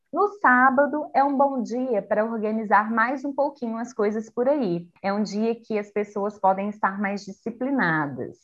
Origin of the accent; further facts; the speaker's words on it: Brazil; a gente é brasileiro não desiste nunca